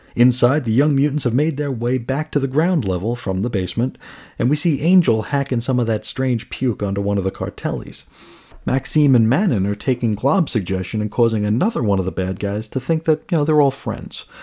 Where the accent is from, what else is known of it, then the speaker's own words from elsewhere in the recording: New York City, New York, United States; also born or lived in Phoenix area; now in Phoenix, United States; I grew up in New York, New York City.